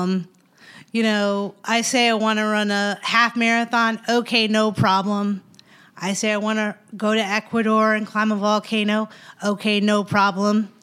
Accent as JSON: {"language": "English", "region": "Missouri", "country": "United States", "also_born_or_lived": "Washington, D.C.", "moved": "as an adult", "lives_now": "Northern Virginia, United States", "said": "I'm from Missouri"}